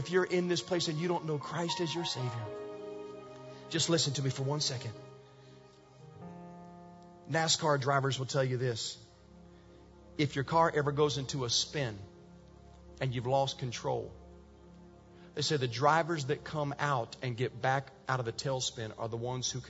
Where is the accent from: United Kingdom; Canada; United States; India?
United States; Virginia; Years ago, I told you I was raised in Virginia. And in Virginia, we lived in the mountains, like mountains.